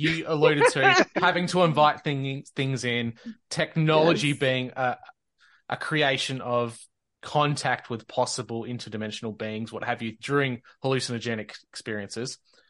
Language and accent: English; Australia; accent: Australian; jokes on him. He has to listen to my Australian accent all the time.